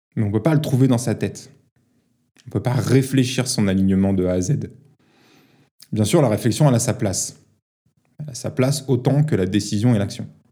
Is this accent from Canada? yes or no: no; Paris, Île-de-France, France; j'ai grandi à Paris